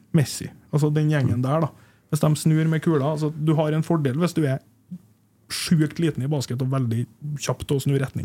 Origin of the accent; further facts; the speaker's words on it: Hommelvik, Trøndelag, Norway; jeg vokste opp i Humlika.